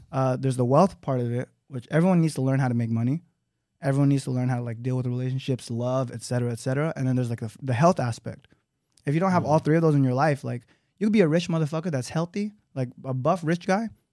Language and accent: English; Los Angeles, California, United States; I grew up in Los Angeles, California